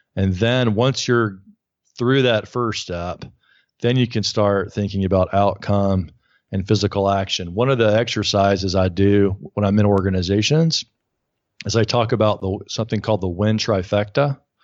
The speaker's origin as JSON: {"language": "English", "region": "Alabama", "country": "United States", "moved": "yes", "lives_now": "New York, United States", "said": "I'm from Alabama, living in New York"}